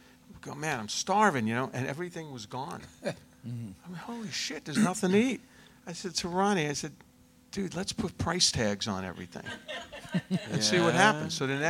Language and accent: English; New York, United States; I'm from New York.